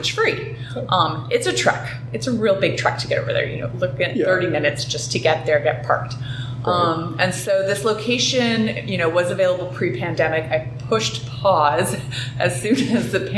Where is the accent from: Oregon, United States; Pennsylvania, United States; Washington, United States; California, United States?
California, United States; San Diego; I grew up in San Diego, started surfing when I was a young little girl